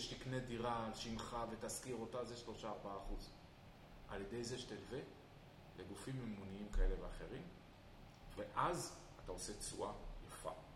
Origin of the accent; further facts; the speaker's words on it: Israel; אני ישראלי ואני חי בישראל